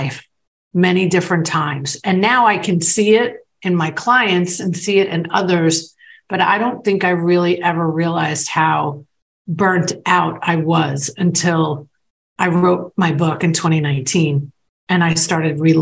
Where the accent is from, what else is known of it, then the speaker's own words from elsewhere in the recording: New York, United States; moved away; I was from New York